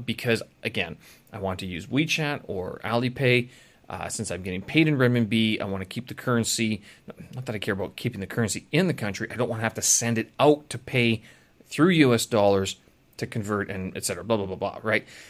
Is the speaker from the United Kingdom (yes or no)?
no; Canada; now in China; I'm from Canada.